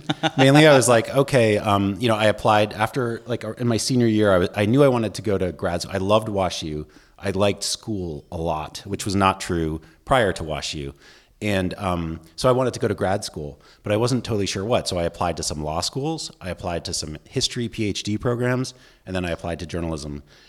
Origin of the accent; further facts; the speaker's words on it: Boston, Massachusetts, United States; also born or lived in Washington, D.C. / Cleveland; I grew up in Boston, D.C., and Cleveland, and my dad was an academic, so we moved around a bit